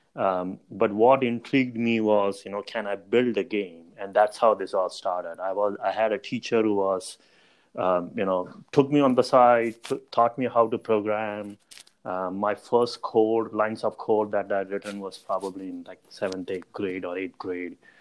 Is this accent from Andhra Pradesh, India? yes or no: no; Mumbai, Maharashtra, India; moved away as an adult; also born or lived in Chicago, United States; I grew up in in Mumbai, um, right in India